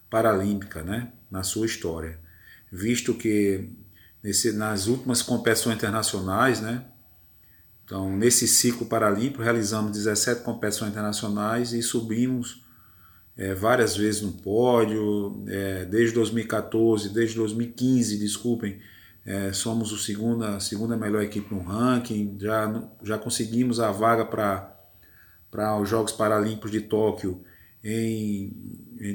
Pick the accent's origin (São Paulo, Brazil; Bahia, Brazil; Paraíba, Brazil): Paraíba, Brazil; João Pessoa; eu sou paraibano, sou de João Pessoa